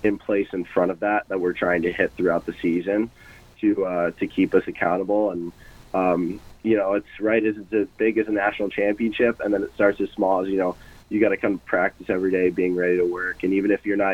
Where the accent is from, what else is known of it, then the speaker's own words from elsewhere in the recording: Michigan, United States; now in Omaha, United States; I'm from Michigan, which is a bit of a hockey hotbed